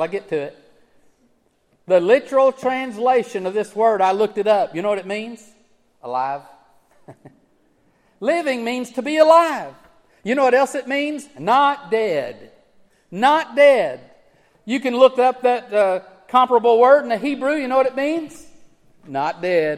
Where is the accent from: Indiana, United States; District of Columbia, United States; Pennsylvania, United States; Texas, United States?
Texas, United States; West; I grew up in West Texas